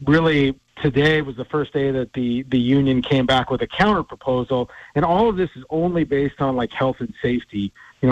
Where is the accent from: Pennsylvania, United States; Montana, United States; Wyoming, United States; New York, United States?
Montana, United States; Havre; moved away as an adult; now in Tacoma, United States; being back in Havre, Montana, my hometown